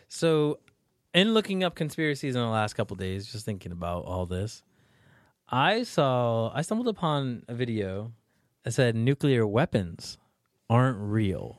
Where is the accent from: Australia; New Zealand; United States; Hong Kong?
United States; New York; I'm from New York, too